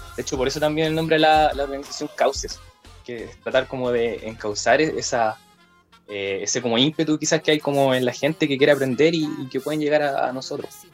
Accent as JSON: {"language": "Spanish", "town": "Lebu", "region": "Biobío", "country": "Chile", "also_born_or_lived": "Concepción", "said": "soy de Leu"}